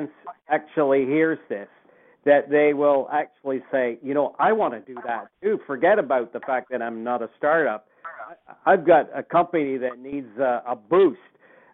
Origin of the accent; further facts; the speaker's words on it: Waterloo, Ontario, Canada; I actually spent 15 years of my life in Waterloo and did take some courses at University of Waterloo as part of my growing up